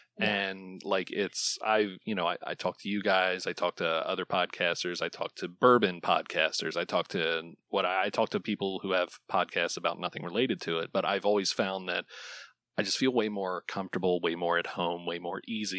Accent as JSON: {"language": "English", "town": "Islay", "region": "Scotland", "country": "United Kingdom", "tie": "born or raised there", "said": "I know it's hard to much like growing up on Isla, it's hard to not know all of the same people"}